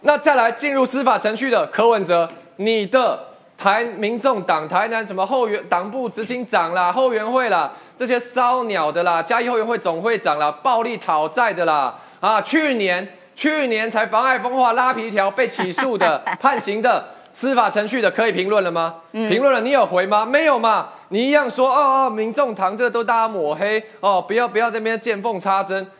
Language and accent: Chinese; United States; born there; 我自己过去我在美国出生，我有美国国籍，我也放弃啊。